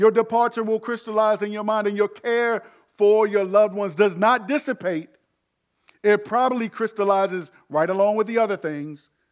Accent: United States

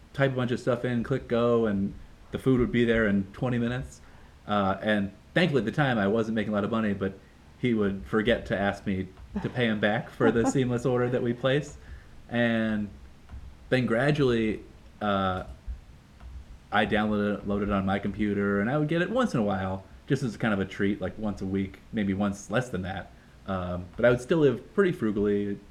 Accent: outside of Boston, Massachusetts, United States; moved away as an adult; now in New York City, United States; outside of Boston, closer to maybe 10 minutes from New Hampshire. And growing up

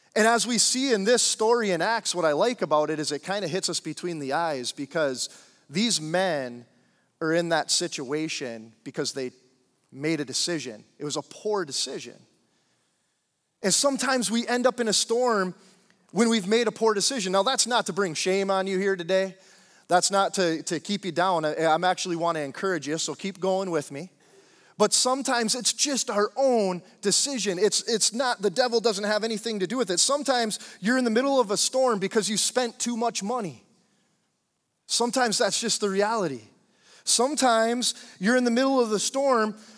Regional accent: Upper Peninsula of Michigan, United States; moved away as an adult; also born or lived in Central Florida; I I grew up in Upper Michigan, the U P, um, in a small town, twenty-five hundred people

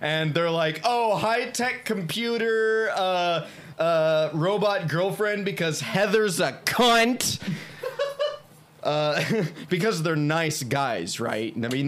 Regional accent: Midwest, United States; we are from the Midwest

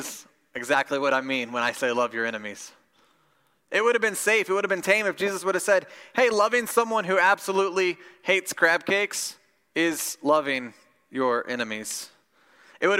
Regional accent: Midwest, United States; I grew up in Midwest Bible Belt Christianity

